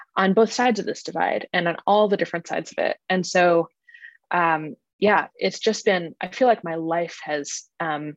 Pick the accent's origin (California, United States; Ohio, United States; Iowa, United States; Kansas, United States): Kansas, United States; moved away as an adult; also born or lived in Connecticut; now in Washington, D.C., United States; I grew up in a very conservative evangelical area